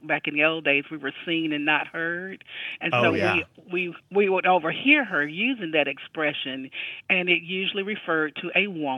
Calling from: Midland, Georgia, United States; I'm calling from Midland, Georgia

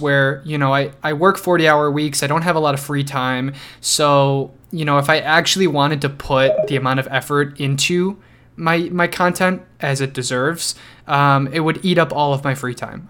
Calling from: Chicago, Illinois, United States; I'm calling from the Chicagoland area in Illinois.

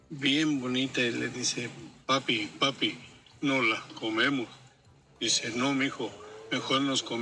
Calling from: Victorville, California, United States; Hola, Pielín … de Victorville.

